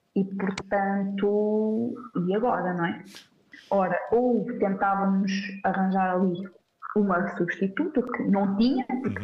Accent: Centro, Portugal; moved away as an adult; also born or lived in Algarve; now in Braga, Portugal; Eu sou do centro

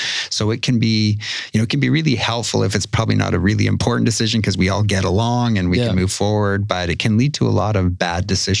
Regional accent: Winnipeg, Manitoba, Canada; In Winnipeg.

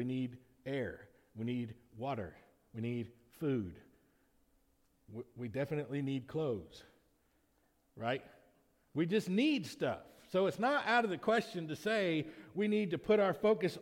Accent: Lamar County, Alabama, United States; I'm a citizen of the United States of America only because I was born in Lamar County, Alabama.

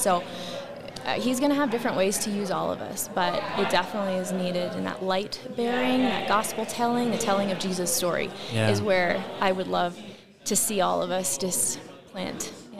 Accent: Rapid City, South Dakota, United States; I'm from Rapid City, South Dakota.

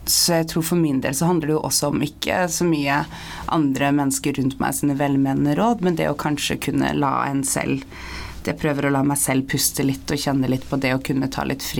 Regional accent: Sandefjord, Vestfold, Norway; also born or lived in Bodø; Jeg er også oppvokst i Sandefjord, og, og der kan det jo være

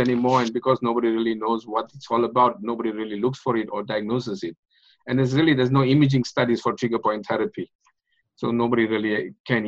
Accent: South Africa; moved away as an adult; now in North Vancouver, Canada; grew up in South Africa and got my medical degree in South Africa, came to Canada 29 years ago

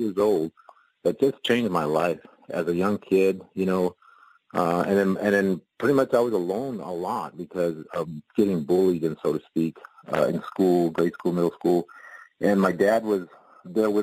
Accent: Dimmitt, Texas, United States; moved away; I was raised back in Texas, and it was in the North Panhandle, Dimmitt, Texas

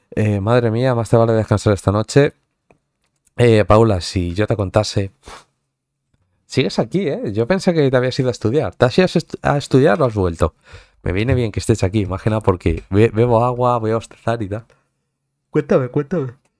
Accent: towns bordering Madrid, Community of Madrid, Spain; Que eres un poco de, pueblos así colindantes, es decir, no eres de Madrid centro-centro como tal

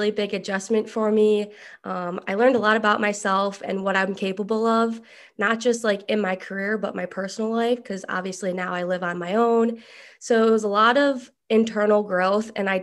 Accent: Buffalo, New York, United States; moved away as an adult; now in Florence, United States; I am from Buffalo, New York

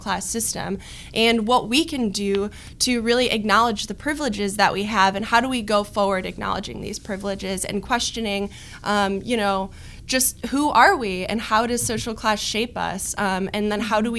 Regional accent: Novi, Michigan, United States; I'm from Novi, Michigan, an upper middle class suburb of Detroit. Loved growing up there

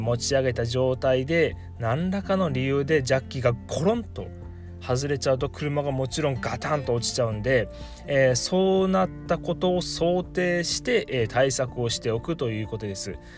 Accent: Miyazaki, Japan; 地元宮崎では

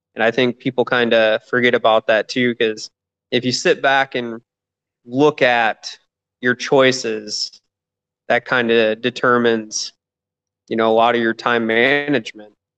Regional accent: Michigan, United States; moved away as an adult; now in Atlanta, United States; I'm originally from Michigan. Um, I'm here in Atlanta, Georgia. Been here about two and a half years now

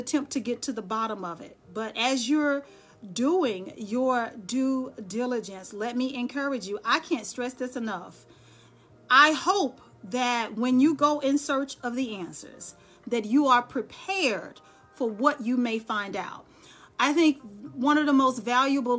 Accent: Dallas, Texas, United States; now in Charlotte, United States; I'm born and bred Texan. I'm from Dallas, Texas. I just live here in Charlotte.

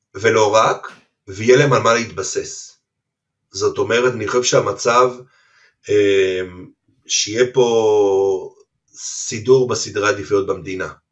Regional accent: Haifa, Haifa District, Israel; גדלתי בכרמל, בחיפה

